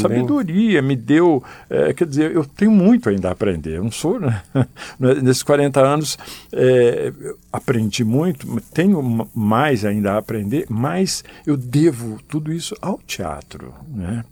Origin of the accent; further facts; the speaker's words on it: Penápolis, São Paulo, Brazil; moved away as an adult; now in Brasília, Brazil; sempre fiz teatro amador lá na minha cidade, no interior uhum. de São Paulo, em Penápolis.